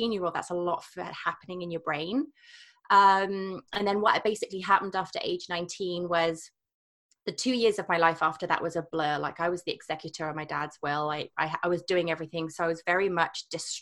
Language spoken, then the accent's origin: English; England, United Kingdom; moved away as an adult; also born or lived in Scotland / Canada; now in Whistler, Canada; I'm from England